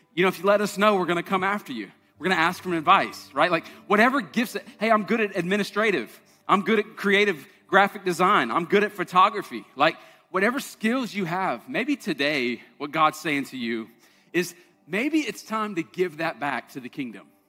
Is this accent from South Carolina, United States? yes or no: yes; Charleston, South Carolina, United States; I'm from Charleston.